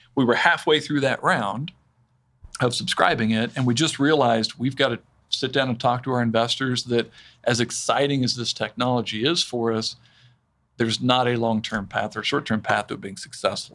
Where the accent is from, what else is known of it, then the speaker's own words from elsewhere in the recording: Wichita, Kansas, United States; I grew up here in Wichita. Mm. I was actually born in Kansas City, but uh, you know, so I'm told. I mean, like I was five when we moved to Wichita